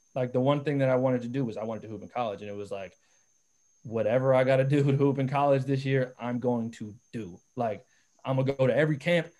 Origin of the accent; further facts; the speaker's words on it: South Orange, New Jersey, United States; I, I come from South Orange